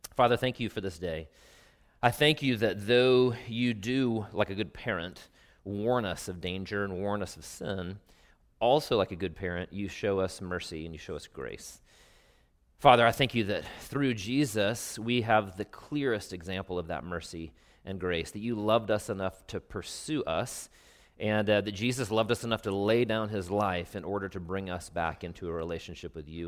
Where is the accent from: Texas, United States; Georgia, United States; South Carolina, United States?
South Carolina, United States; Travelers Rest; many sort of facets of my life growing up in Traveler's Rest, South Carolina